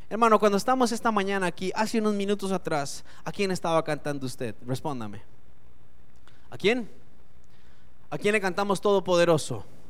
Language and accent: Spanish; Costa Rica; La cédula dice que yo soy costarricense. Yo sé que por la cara parezco europeo, pero soy costarricense.